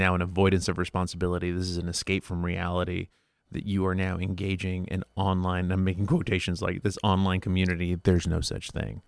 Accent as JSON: {"language": "English", "country": "Mexico", "tie": "born or raised there", "said": "growing up in Mexico with family"}